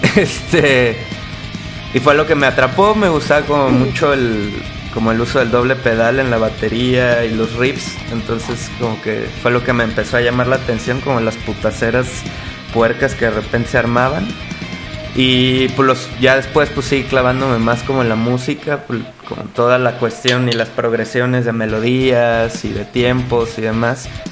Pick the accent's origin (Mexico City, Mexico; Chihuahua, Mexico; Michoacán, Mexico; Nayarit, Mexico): Michoacán, Mexico; Uruapan; yo soy de Uruapan, Michoacán, allá